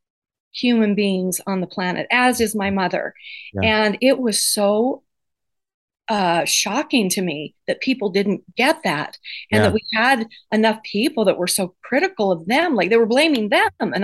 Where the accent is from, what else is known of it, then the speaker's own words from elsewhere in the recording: Idaho, United States; we grew up in Idaho